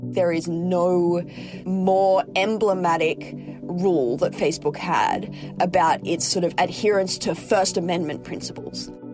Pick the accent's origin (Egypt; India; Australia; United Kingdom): Australia; now in United States; As an Australian